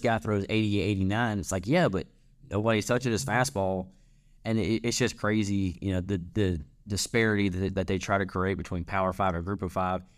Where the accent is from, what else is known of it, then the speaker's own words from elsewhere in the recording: North Central Louisiana, United States; I'm from North, North Central Louisiana. We, we say Lafayette